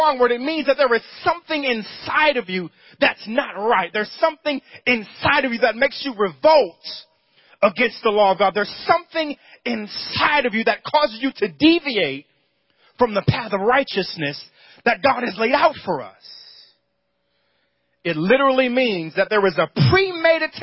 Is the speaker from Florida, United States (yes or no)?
no; New York, United States; Growing up in New York